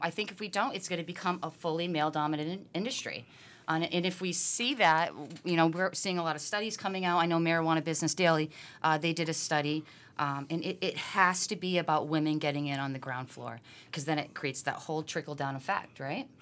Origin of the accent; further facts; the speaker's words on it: Massachusetts, United States; born and raised in Mass.